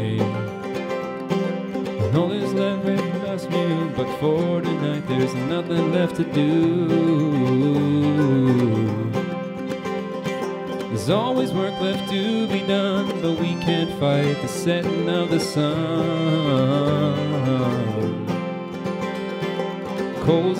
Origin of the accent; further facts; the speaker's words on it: Galway, Connacht, Ireland; two sets of brothers. We come from Galway in Ireland